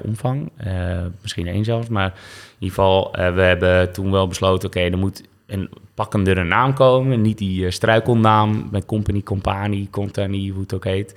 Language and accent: Dutch; Westzaan, North Holland, Netherlands; moved away as an adult; also born or lived in Zaandam; now in Amsterdam, Netherlands; ik ben geboren in Westzaan, in de Zaanstreek dus. En dat ligt naast Zaandam. Uh, goede jeugd gehad